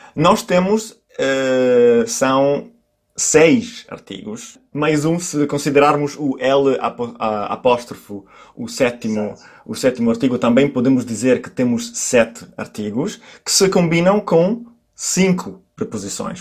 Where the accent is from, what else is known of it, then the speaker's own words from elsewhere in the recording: Milan, Lombardy, Italy; first language Italian; Portuguese is a second language; nós no norte, eu sou de Milão, nós no norte